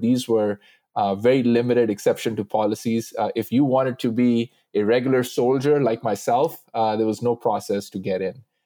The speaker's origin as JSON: {"language": "English", "country": "United States", "said": "as an American, as a Sikh"}